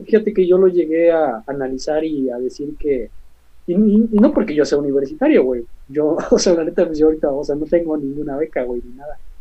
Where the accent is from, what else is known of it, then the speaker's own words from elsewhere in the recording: Mexico; also born or lived in Xalapa; no tanto como estudiantes de derecho, sino también pues como mexicanos